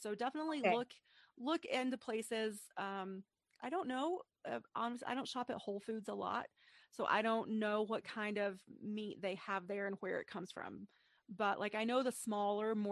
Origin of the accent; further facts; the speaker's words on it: East Tennessee, United States; I'm from East Tennessee, a very rural and agricultural place.